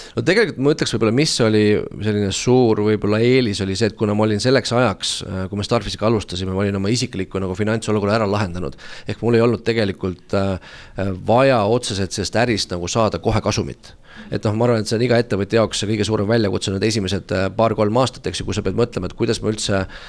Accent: Tallinn, Harju County, Estonia; ma tulen Tallinnast, olen siin äh, üles kasvanud

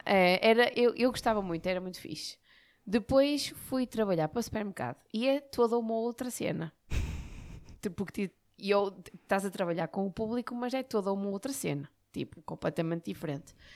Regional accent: Barcelos, Norte, Portugal; eu sou de Barcelos, não é? Eu trabalhava em Barcelos

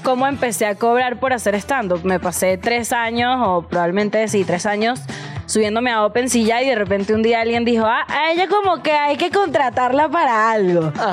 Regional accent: Venezuela; moved away as an adult; now in Mexico; soy venezolana, por si notaron mi acento

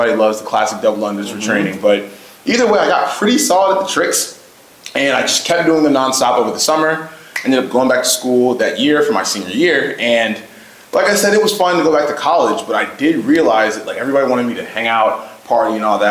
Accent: Richmond, Virginia, United States; I'm from Richmond, Virginia

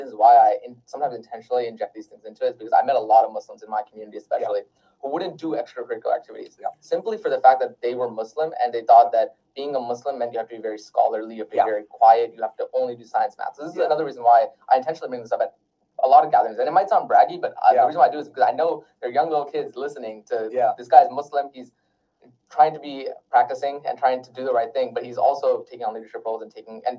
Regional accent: Wisconsin, United States; born there; So I was born in Wisconsin.

